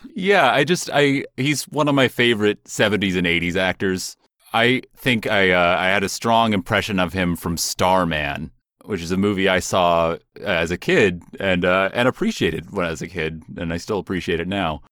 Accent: Seattle, Washington, United States; where I grew up in Seattle

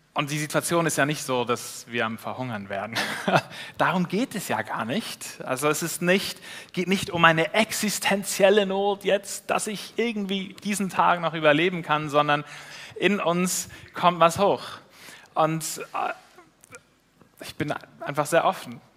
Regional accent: Switzerland; als Schweizer

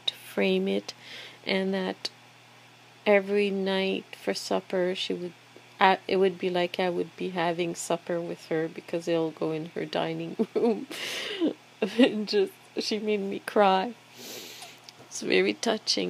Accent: Quebec City, Quebec, Canada; moved away; I just like to go to my hometown

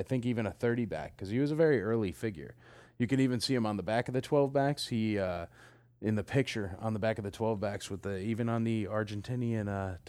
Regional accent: Nashville, Tennessee, United States; I'm here with Philip Brown in my hometown of Nashville, Tennessee.

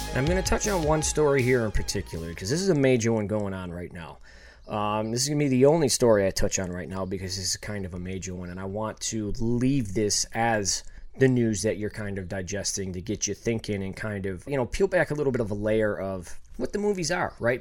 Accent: Buffalo, New York, United States; also born or lived in Los Angeles; I'm from Buffalo

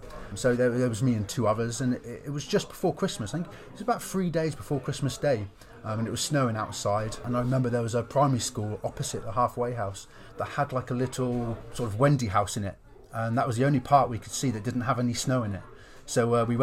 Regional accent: Lowestoft, East of England, United Kingdom; I moved into a halfway house in my hometown, Lowestoft.

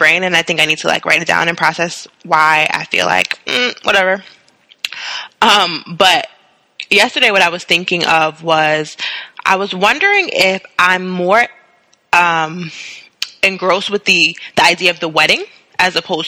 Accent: Queens, New York, United States; And we come from Queens. Hi, we come from Queens, Monique.

